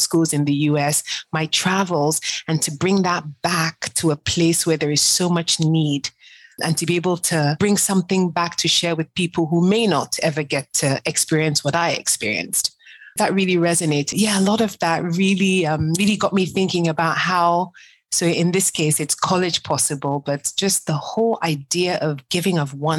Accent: Nigeria; moved away; I'm African to the core. I'm Nigerian before I'm anything else. And one of the reasons why I left the US in 2007, two reasons.

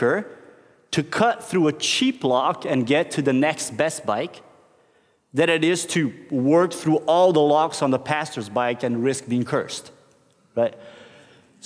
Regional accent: Brazil; moved away as an adult; now in Norway; I grew up in Brazil

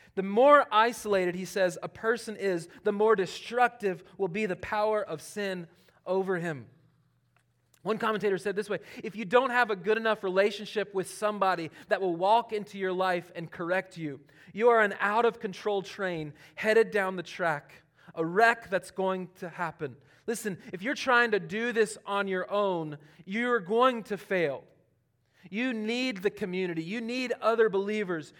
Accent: Charlotte, North Carolina, United States; born or raised there

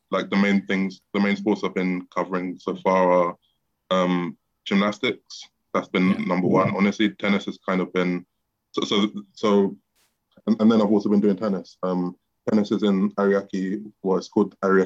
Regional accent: London, United Kingdom; South London in Peckham, near where I'm from.

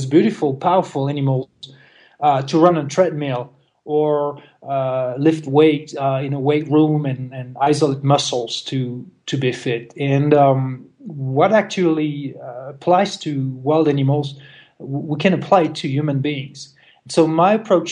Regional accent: France; moved away; I'm originally from France

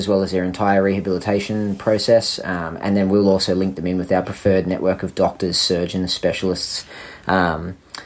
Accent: Sydney, New South Wales, Australia; also born or lived in Canberra; I am originally from Sydney.

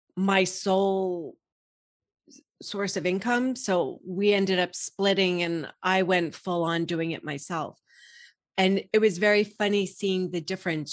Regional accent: New York, United States; I grew up in New York, I was working in Manhattan

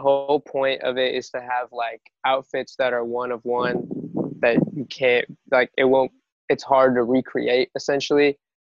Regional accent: Louisville, Kentucky, United States; Like, you know, we're from Louisville, like, yo, it's not happening over there.

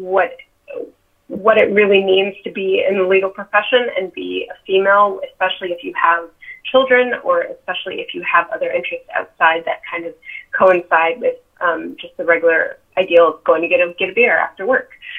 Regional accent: Eagle River, Alaska, United States; also born or lived in Delaware / Virginia; now in Anchorage, United States; I'm actually from Alaska. I'm from Eagle River.

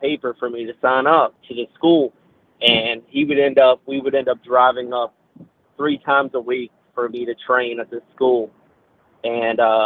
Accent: Virginia, United States; I'm from Virginia

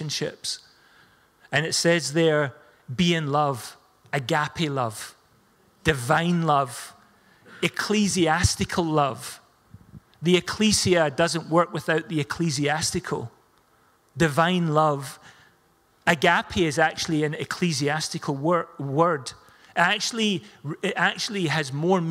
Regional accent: Scotland, United Kingdom; We're Scottish.

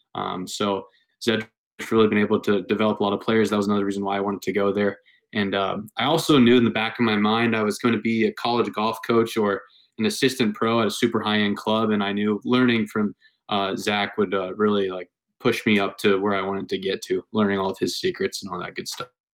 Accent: Dublin, Ohio, United States; I grew up in Dublin, Ohio, uh, Northwest Columbus

